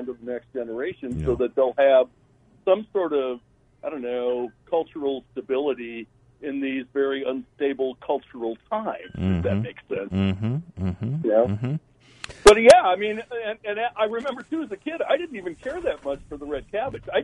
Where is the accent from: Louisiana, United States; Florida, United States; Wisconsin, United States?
Wisconsin, United States; when I'm a kid, 10 years old, growing up in Wisconsin and Danish heritage